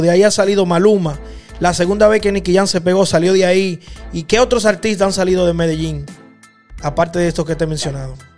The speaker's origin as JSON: {"language": "Spanish", "country": "Dominican Republic", "said": "en República Dominicana, de donde yo soy"}